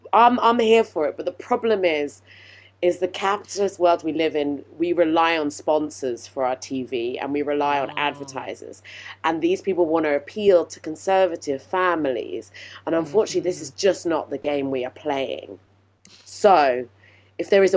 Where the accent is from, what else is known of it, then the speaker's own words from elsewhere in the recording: United Kingdom; I'm British.